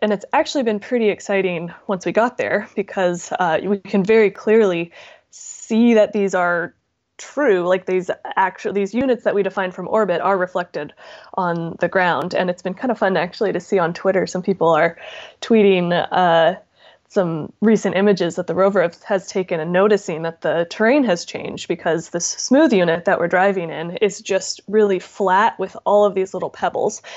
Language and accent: English; Southern California, United States; I grew up in Southern California